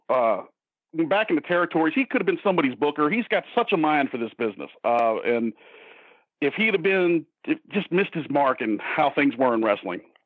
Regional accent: Ohio, United States; now in Hagerstown, United States; I live in uh, Hagerstown, Maryland. I'm formerly from Ohio.

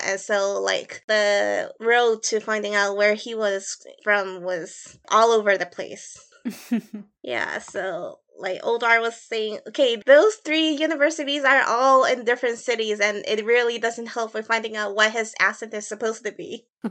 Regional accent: Chicago, Illinois, United States; accent: Midwest; moved away; I grew up in Chicago for a while, so my accent is very, like, much Midwest influenced

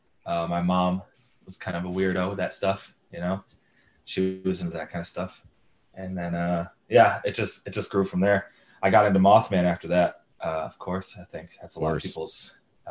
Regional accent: Jamestown, New York, United States; now in Morgantown, United States; I'm from Jamestown, New York, which is in Western New York.

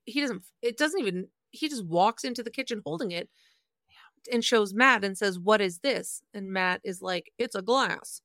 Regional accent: Manitoba, Canada; I grew up in Manitoba

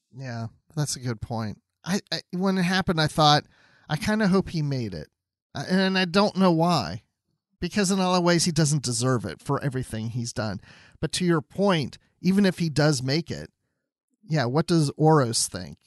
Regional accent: Georgia, United States; here in my home state of Georgia

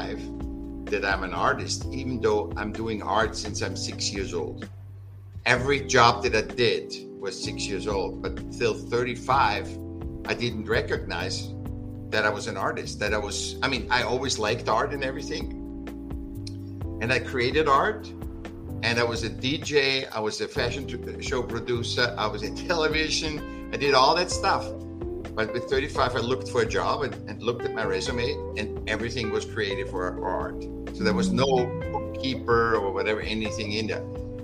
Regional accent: Vienna, Austria; now in California, United States; I was born in Vienna, in Austria.

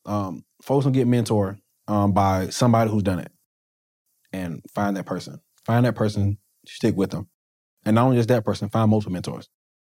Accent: Wilson, United States; I'm from Wilson.

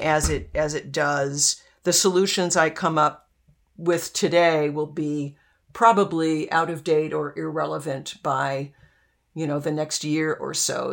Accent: Arlington, Virginia, United States; also born or lived in Washington, D.C.; I grew up in Arlington

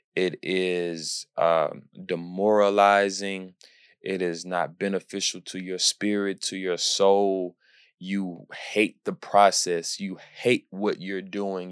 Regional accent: Houston, Texas, United States; my hometown, Houston

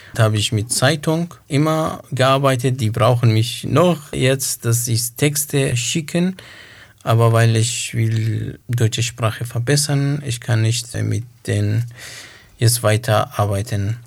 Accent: Iraq; German is a second language; moved away as an adult; also born or lived in Dohuk, Iraq; now in Göppingen, Germany; Ich bin 88 im Irak geboren. Dort habe ich Schule besucht und Abitur abgeschlossen

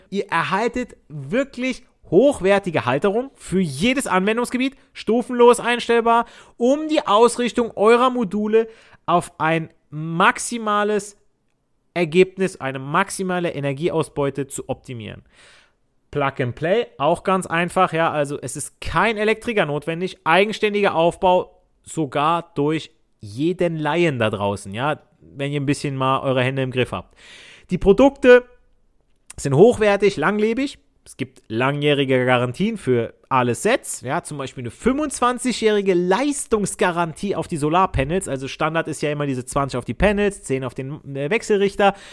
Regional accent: Southern Italy, Italy; now in Germany; ich als Süditaliener, ich spreche auch Dialekt

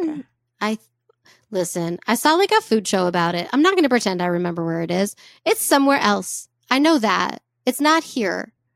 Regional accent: United States; we're American

